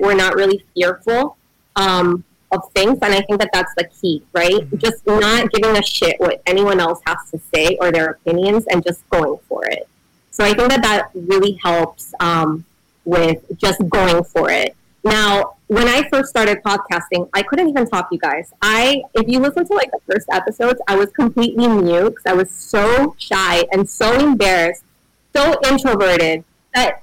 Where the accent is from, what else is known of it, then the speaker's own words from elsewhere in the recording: Peru; I'm Peruvian